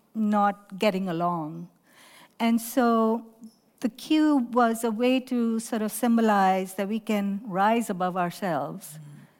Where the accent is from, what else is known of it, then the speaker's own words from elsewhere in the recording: Lahore, Punjab, Pakistan; moved away as an adult; now in United States; I grew up in Pakistan